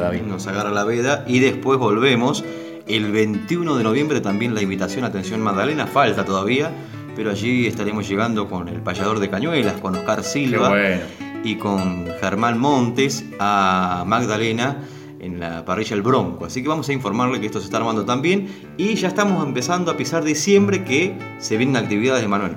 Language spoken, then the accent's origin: Spanish; San Vicente, Buenos Aires Province, Argentina; con gente de mi pueblo, en las calles de San Vicente